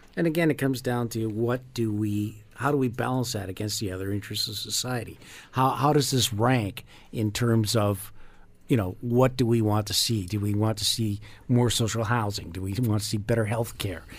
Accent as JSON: {"language": "English", "country": "Canada"}